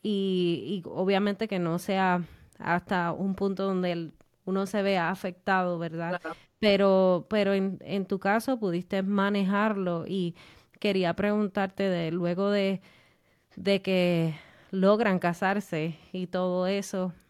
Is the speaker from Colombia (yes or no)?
no; Puerto Rico; somos boricua